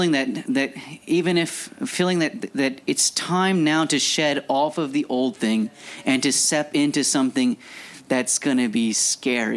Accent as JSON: {"language": "English", "town": "Scott", "region": "Louisiana", "country": "United States", "said": "I'm a guy from Scott, Louisiana"}